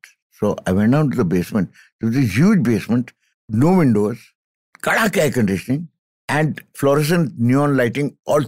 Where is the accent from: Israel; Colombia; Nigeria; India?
India; Dehradun, Uttarakhand; my growing up in Dehradun